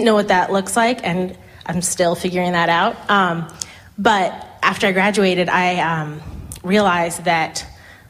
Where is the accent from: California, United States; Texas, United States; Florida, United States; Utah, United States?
Florida, United States; Tampa; moved away as an adult; now in Durham, United States; I was raised in Tampa, Florida.